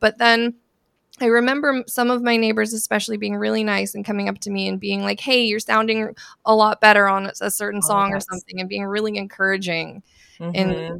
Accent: Eugene, Oregon, United States; moved away as an adult; also born or lived in Santa Barbara, California; now in Seattle, United States; I'm from Santa Barbara, California. But I grew up mostly in Eugene, Oregon.

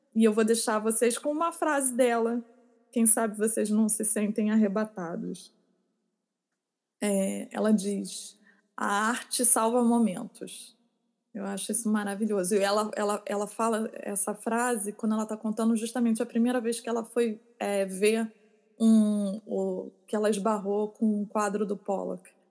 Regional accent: Rio de Janeiro, Brazil; moved away; Eu, eu, eu cresci na Zona Sul

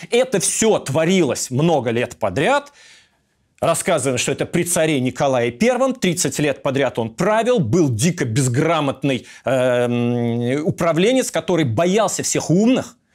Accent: Russia; moved away as an adult; now in Istanbul, Turkey; Потому что я сбежал из России в Стамбул, я себя называю Russian Refugee, то есть беглец из России.

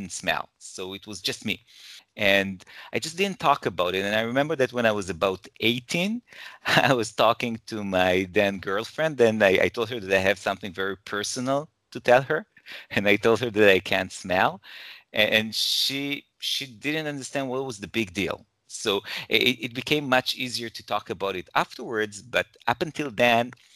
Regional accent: Jerusalem, Jerusalem District, Israel; also born or lived in Toronto, Canada; now in Herzliya, Israel; So I'm originally from Israel and I currently live in Israel. I was born in Jerusalem.

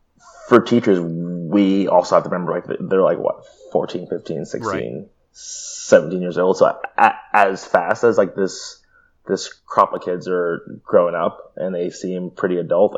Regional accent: New York, United States; also born or lived in California; "Hi, I'm this person. I'm from New York and California, and I stutter a lot. So bear with me."

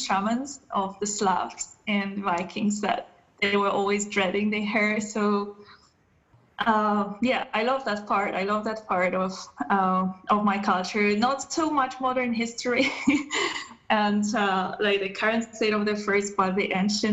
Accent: Poland; moved away as an adult; now in Germany; I'm originally from Poland.

